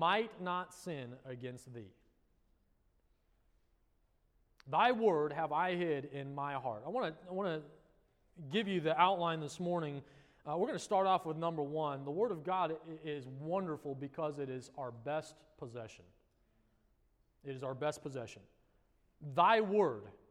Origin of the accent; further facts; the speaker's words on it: Colorado, United States; now in South Florida, United States; Where I grew up in Colorado